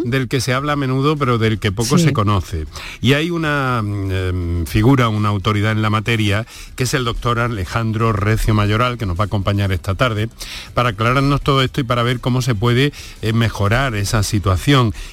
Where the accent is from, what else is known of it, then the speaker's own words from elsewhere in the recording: Córdoba, Andalusia, Spain; como nací en Santa Marina, tú sabes, hasta que no hay 43 por lo menos no me despierto de la siesta.